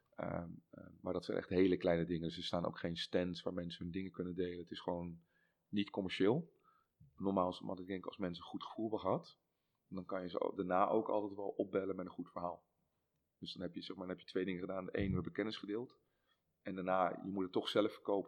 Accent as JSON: {"language": "Dutch", "country": "Netherlands", "said": "als Hollanders"}